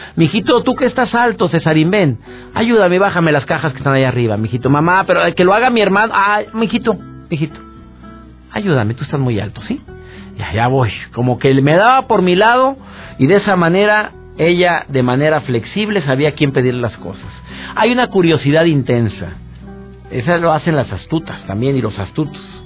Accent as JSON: {"language": "Spanish", "town": "Monterrey", "region": "Nuevo León", "country": "Mexico", "said": "soy regio, soy de Monterrey igual que tú"}